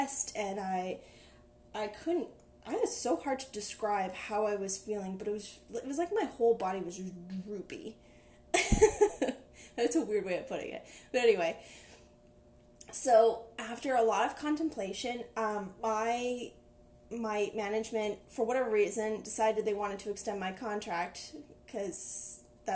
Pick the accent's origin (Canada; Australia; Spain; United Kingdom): Canada; Ottawa, Ontario; I'm from Ottawa, everybody works in the government